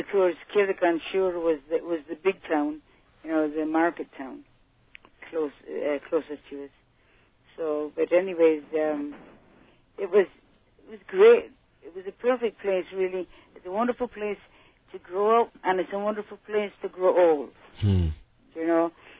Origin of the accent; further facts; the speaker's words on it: Ninemilehouse, Munster, Ireland; moved away; Nine Mile House was the closest shopping area to my family's farm. And it's in Tipperary, the Carlow side.